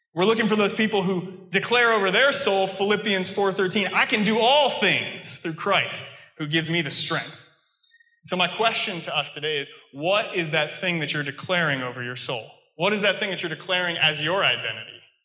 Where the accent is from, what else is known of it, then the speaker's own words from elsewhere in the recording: United States; accent: American; moved away; also born or lived in England; my American accent, my normal speech